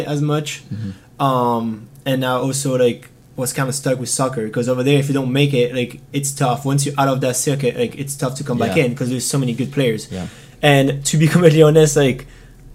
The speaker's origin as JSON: {"language": "English", "area": "Marseille", "region": "Provence-Alpes-Côte d'Azur", "country": "France", "moved": "yes", "lives_now": "United States", "said": "I am from Marseille, but a little bit more outside of it."}